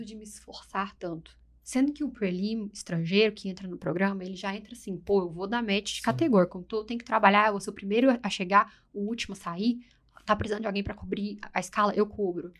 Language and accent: Portuguese; Brazil; now in United States; a gente é brasileiro, a gente tem essas características